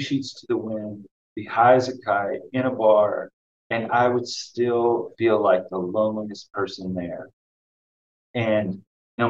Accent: the South, United States; also born or lived in Boston, United States; now in Providence, United States; growing up in the South, in a small town of about 1,600 people

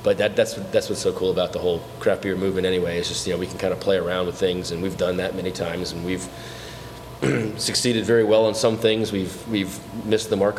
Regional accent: Harveys Lake, Pennsylvania, United States; moved away as an adult; now in Florida, United States; I'm from the northeastern Pennsylvania area, Harvey's Lake to be exact, Wilkes-Barre

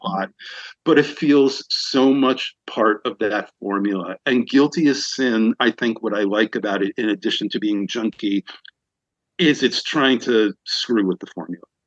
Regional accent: New York, United States; moved away as an adult; now in Los Angeles, United States; I'm from New York and I eventually moved out

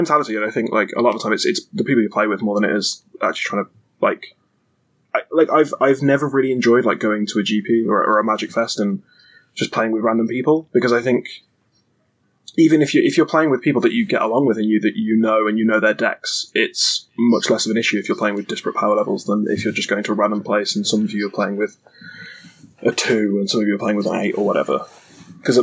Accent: England, United Kingdom; we're English?

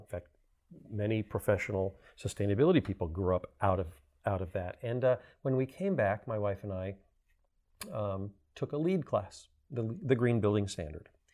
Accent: Miami, Florida, United States; I'm born and raised in Miami

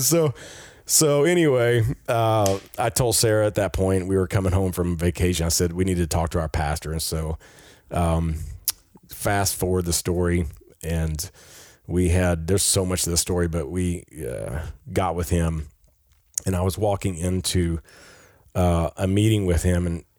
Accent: Peru; And I grew up with him in Peru.

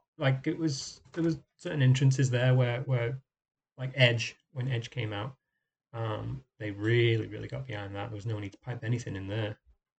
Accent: Warrington, North West England, United Kingdom

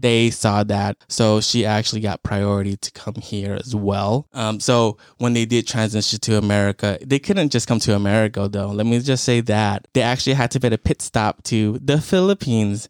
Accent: United States; being Cambodian American

